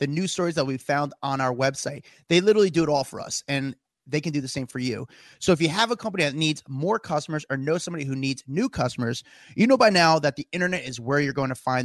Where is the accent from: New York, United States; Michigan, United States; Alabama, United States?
New York, United States; I'm a New Yorker